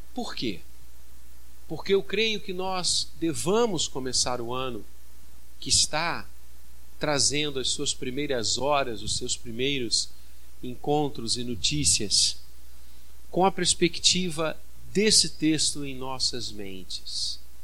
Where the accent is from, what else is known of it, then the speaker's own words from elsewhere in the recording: Brazil; como brasileiros